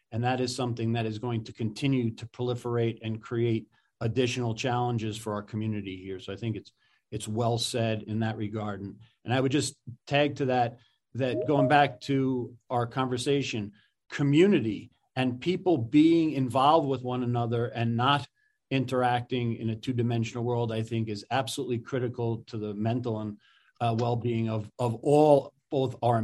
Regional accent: New York, United States; growing up in New York, my dad was out working 7 days a week.

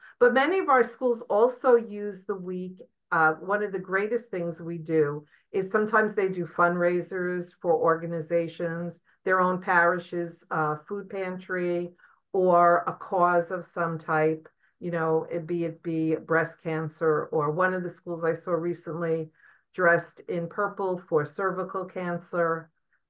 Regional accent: Brooklyn, New York, United States; I'm, as I always say, I'm an import from Brooklyn to the Archdiocese.

